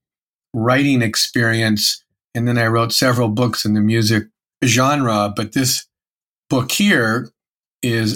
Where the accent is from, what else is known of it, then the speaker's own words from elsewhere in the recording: Erie, Pennsylvania, United States; I grew up in Erie, Pennsylvania